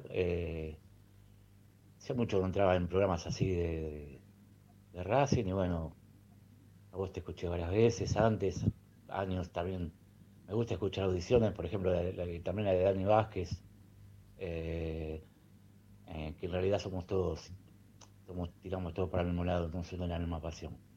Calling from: Neuquén, Argentina; Hola gente … de Neuquén, eh, lo empecé a escuchar hoy, lo descubrí por YouTube

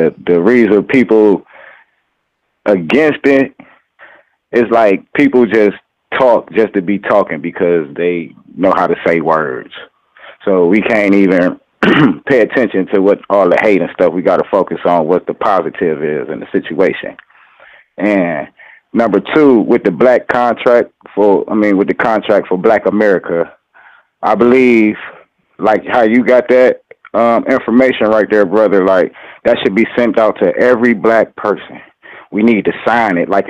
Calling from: Cleveland, Ohio, United States; I'm calling from Cleveland, Ohio.

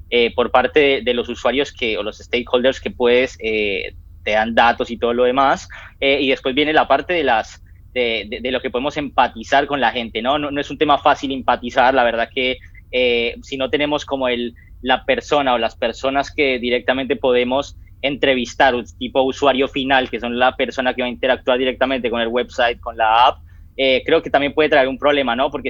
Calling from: Argentina; yo me comunico desde Argentina.

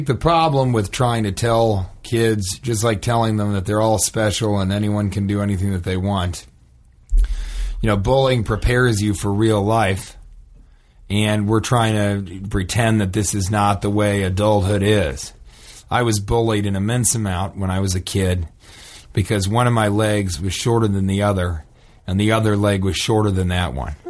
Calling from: Omaha, Nebraska, United States; Again, I would rather not, divulge that information, but let me just say it rhymes with Babaska.

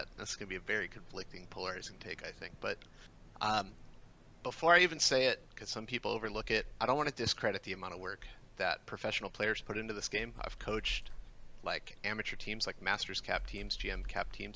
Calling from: Michigan, United States; I'm calling from essentially the middle of nowhere in Michigan

